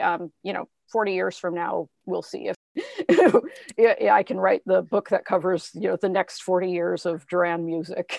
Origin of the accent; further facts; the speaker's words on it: Spokane, Washington, United States; growing up in Spokane, Washington